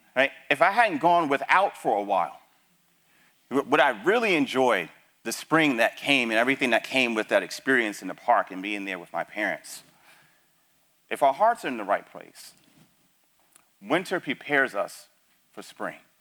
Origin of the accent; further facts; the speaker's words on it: New York City, New York, United States; moved away; also born or lived in Texas; I grew up in the Bronx